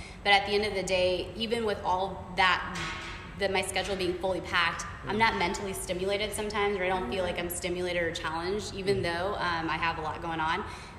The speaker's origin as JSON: {"language": "English", "country": "India", "said": "I never thought in a million years being Indian, you know, being a woman, have a small frame"}